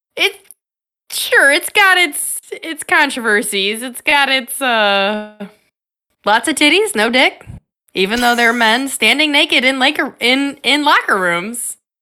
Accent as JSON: {"language": "English", "town": "Chicago", "region": "Illinois", "country": "United States", "tie": "born or raised there", "said": "my hometown, Chicago"}